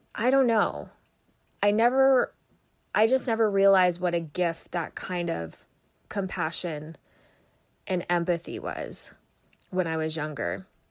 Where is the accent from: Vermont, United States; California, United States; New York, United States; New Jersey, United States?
Vermont, United States; moved away as an adult; also born or lived in Phoenix, Arizona; I was born and raised in Vermont